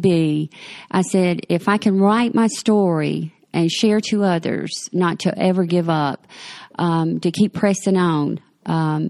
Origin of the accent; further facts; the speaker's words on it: Mullins, South Carolina, United States; moved away as an adult; I was born in Mullen, South Carolina, and that's about 50 miles from Myrtle Beach, and lived there till I was in my late 30s